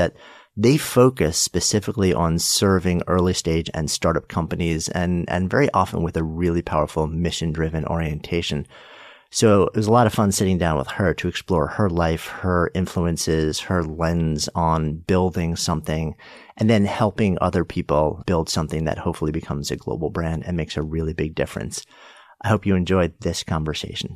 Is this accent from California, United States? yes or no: no; Port Washington, New York, United States; I grew up in Port Washington